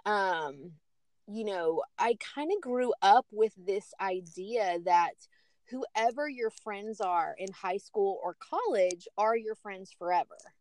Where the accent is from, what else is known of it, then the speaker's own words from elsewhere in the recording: Chattanooga, Tennessee, United States; moved away as an adult; also born or lived in Knoxville, Tennessee; now in Orlando, United States; I grew up in Chattanooga